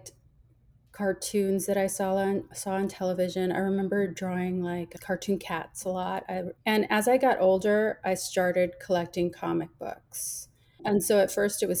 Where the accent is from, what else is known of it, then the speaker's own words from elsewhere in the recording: Rio Grande Valley, South Texas, United States; moved away as an adult; also born or lived in Austin, Texas; now in San Antonio, United States; I grew up in the Rio Grande Valley in South Texas